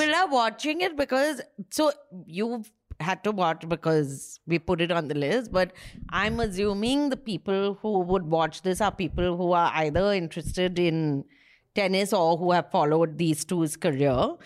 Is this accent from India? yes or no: yes; Kolkata, West Bengal, India; he's from my school